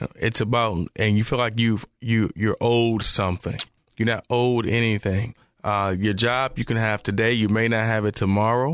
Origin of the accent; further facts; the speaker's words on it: Memphis, Tennessee, United States; now in Charlotte, United States; growing up in Memphis, too